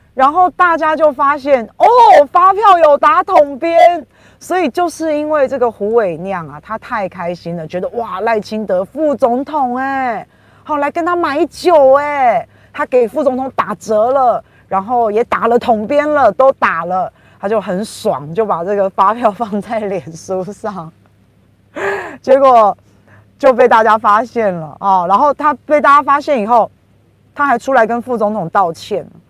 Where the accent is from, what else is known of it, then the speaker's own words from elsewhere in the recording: Taiwan; 我们台湾人